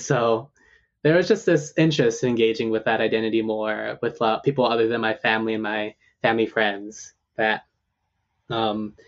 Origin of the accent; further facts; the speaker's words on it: Hawaii, United States; moved away as an adult; also born or lived in Seattle area (Duwamish land); now in Seattle, United States; how we lived together in Hawaii